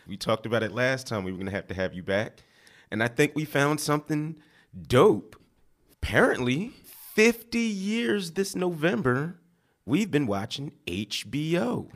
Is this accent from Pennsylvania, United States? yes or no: yes; Philadelphia, Pennsylvania, United States; moved away; my hometown, the birthplace of America, Philadelphia